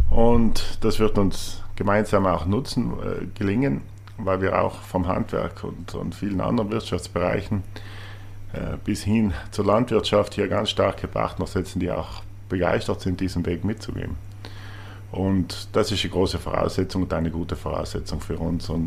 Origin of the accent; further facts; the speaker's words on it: Trentino-Alto Adige, Italy; Und alles das hat er damals aufgezählt und alles war für uns selbstverständlich oder für mich als Südtiroler irgendwie.